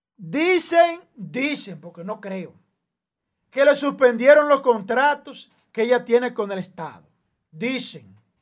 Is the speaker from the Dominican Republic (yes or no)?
yes; Dominican Republic; como dominicano